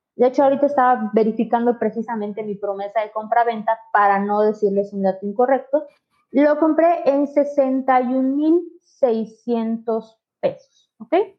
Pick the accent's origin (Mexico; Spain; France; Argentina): Mexico; Mérida, Yucatán; yo soy de Mérida, este, en Yucateca. Casi toda mi vida he vivido en Yucatán.